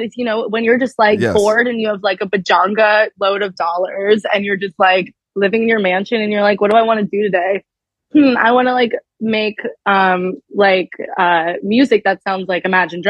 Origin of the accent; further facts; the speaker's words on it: New York, United States; also born or lived in Los Angeles; I grew up in New York, so I feel really good there